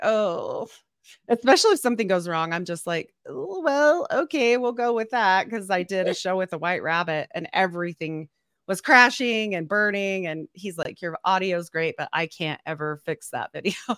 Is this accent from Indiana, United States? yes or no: no; Utah, United States; I'm from Utah